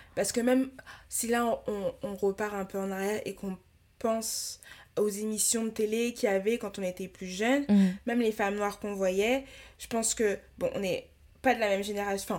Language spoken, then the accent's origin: French; Paris, Île-de-France, France; j'ai grandi à à Paris, tu vois, entre Paris et la banlieue